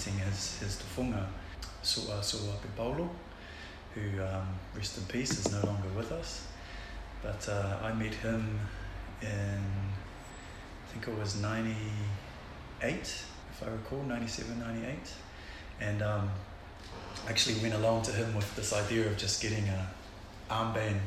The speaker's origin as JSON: {"language": "English", "region": "Auckland", "country": "New Zealand", "tie": "born or raised there", "also_born_or_lived": "Tonga", "first_language": "Tongan", "second_language": "English", "said": "basically landed in Otara, South Auckland, and sort of grew up out there."}